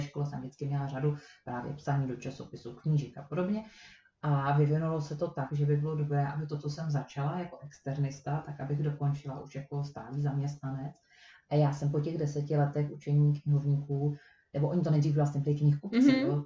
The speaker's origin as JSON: {"language": "Czech", "region": "Prague", "country": "Czechia", "moved": "yes", "said": "Já jsem Pražák"}